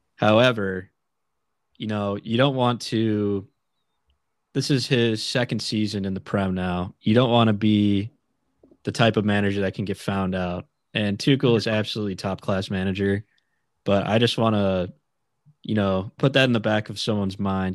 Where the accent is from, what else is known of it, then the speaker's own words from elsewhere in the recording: United States; us being American fans